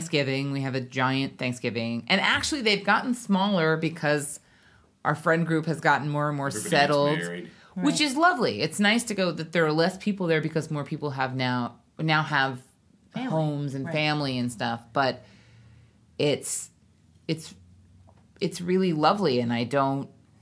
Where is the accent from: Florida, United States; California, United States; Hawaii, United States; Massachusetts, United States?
Hawaii, United States; we grew up in Hawaii